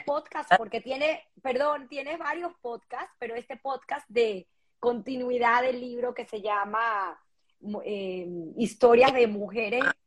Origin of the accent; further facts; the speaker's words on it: Venezuela; moved away; somos venezolanos